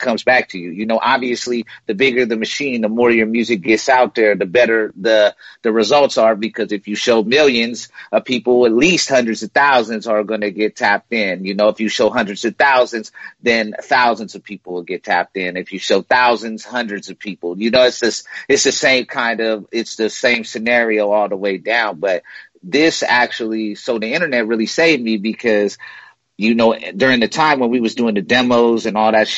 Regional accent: Spokane, Washington, United States; I grew up in Spokane, Washington

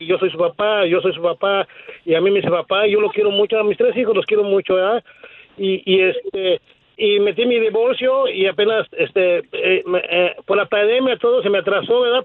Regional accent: State of Mexico, Mexico; also born or lived in Tijuana; now in Fontana, United States; yo soy de México, ¿verdad? Del, Estado de México

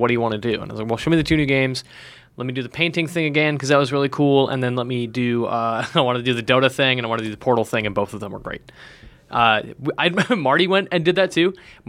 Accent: Alberta, Canada; Alberta. Alberta, Canada.

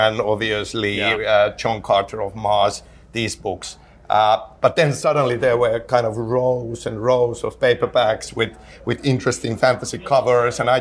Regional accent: Finland; English is a second language; in Finland, you know, as a kid growing up, obviously English is not my native language

